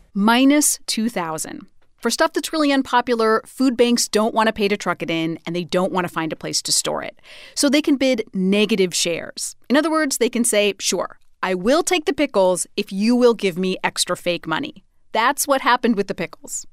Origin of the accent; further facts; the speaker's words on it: Idaho, United States; Idaho, my home state